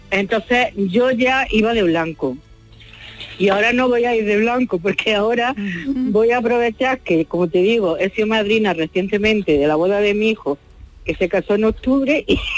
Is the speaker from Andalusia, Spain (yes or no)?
yes; Mojácar, Andalusia, Spain; antes nos casamos en Mojaca, sí. porque es mi pueblo